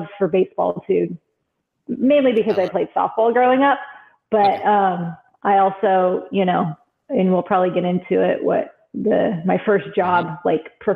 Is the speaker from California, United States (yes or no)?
yes; Bakersfield, California, United States; I grew up in Bakersfield, California